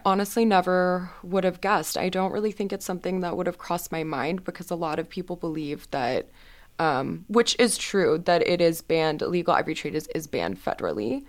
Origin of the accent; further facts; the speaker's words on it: Houston, Texas, United States; moved away as an adult; now in Boston, United States; I am from Houston, Texas